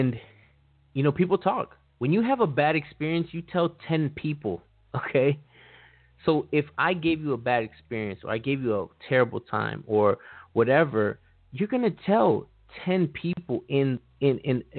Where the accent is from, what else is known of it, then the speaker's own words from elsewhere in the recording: Los Angeles, California, United States; I'm from Los Angeles